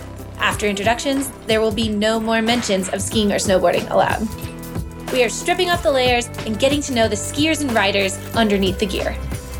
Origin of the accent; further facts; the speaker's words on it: United States; growing up in the States